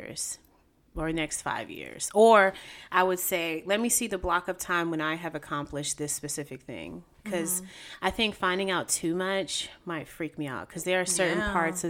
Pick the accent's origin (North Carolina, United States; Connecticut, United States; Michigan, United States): North Carolina, United States; Raleigh; moved away as an adult; now in New York, United States; I was born in New York, but I was raised in Raleigh, North Carolina, and I moved to New York in 2012